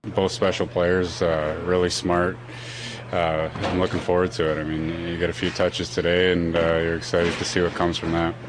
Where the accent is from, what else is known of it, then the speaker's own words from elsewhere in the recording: Canada; being a Canadian kid playing in the Canadian market